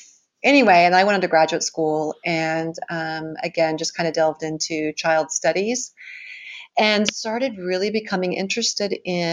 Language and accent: English; Oklahoma, United States; moved away as an adult; also born or lived in New York / South Carolina; I grew up in Oklahoma, and I wanted to get out of there, and I left when I was 18 and went to school in New York